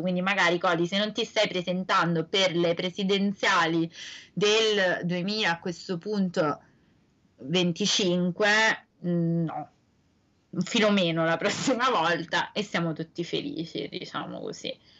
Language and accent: Italian; Italy; siamo italiani